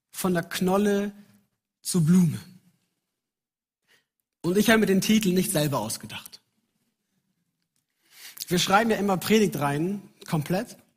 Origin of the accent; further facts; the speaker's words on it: Munich, Bavaria, Germany; Ich bin in München aufgewachsen, bin dort in die Gemeinde gegangen und ich wusste, wer ich bin darin.